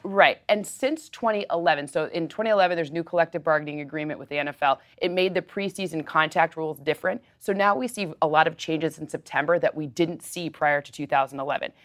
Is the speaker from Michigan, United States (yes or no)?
yes; Detroit, Michigan, United States; my hometown